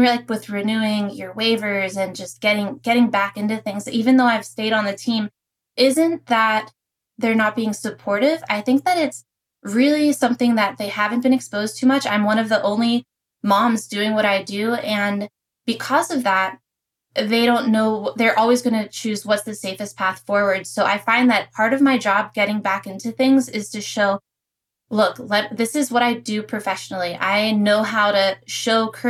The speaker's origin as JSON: {"language": "English", "town": "Pittsburgh", "region": "Pennsylvania", "country": "United States", "tie": "born or raised there", "also_born_or_lived": "Prescott, Arizona", "moved": "as an adult", "said": "growing up, I'm from Pittsburgh, Pennsylvania"}